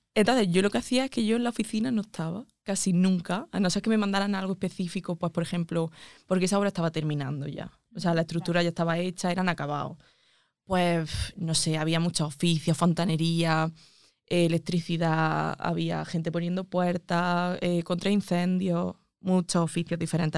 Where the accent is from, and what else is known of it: Andújar, Andalusia, Spain; moved away as an adult; also born or lived in Madrid